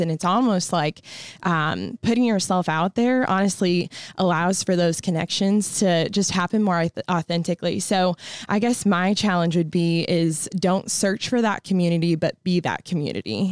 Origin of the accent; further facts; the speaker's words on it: Peoria, Illinois, United States; also born or lived in North Carolina; I'm from Peoria, Illinois